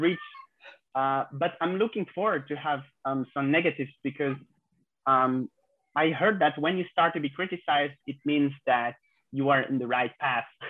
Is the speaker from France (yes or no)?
yes; France; 26 years old and I, I grew up in France